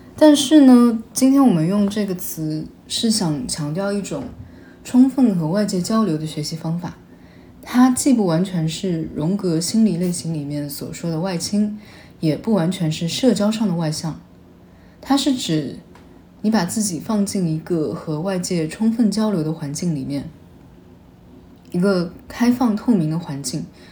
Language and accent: Chinese; a small city in East China, China; 我自己是华东的一个小城市的普通高中出来的，在当地当然是重点高中